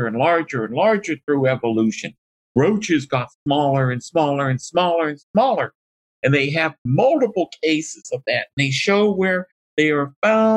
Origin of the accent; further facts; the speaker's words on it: Pittsburgh, Pennsylvania, United States; I'm from Pittsburgh. We go to the Carnegie Museum